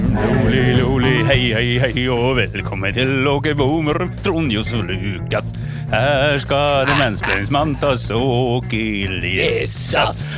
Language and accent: Norwegian; Sweden; Norwegian is a second language; now in Norway; som svensk